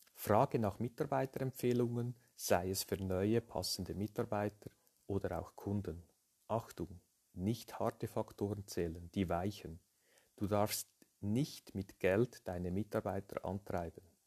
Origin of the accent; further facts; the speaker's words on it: Lucerne, Switzerland; Ich bin aus der Schweiz, wie man hört, äh, aus Luzern, geboren in einer Unternehmerfamilie